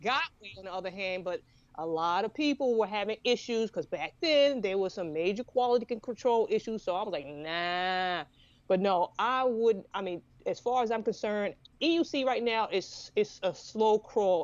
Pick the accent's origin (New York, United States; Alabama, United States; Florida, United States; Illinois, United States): New York, United States; now in Savannah, United States; I grew up in New York